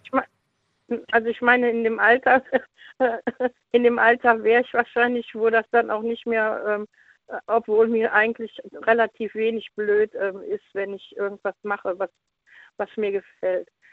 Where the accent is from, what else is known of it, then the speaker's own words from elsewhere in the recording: Leverkusen, North Rhine-Westphalia, Germany; now in Cologne, Germany; ich bin in Leverkusen geboren und ähm, da sind wir immer in Leverkusen im Hallenbad gewesen.